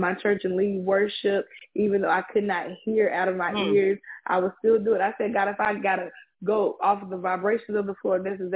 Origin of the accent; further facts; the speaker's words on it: Pinehurst, North Carolina, United States; I'm from Pinehurst, North Carolina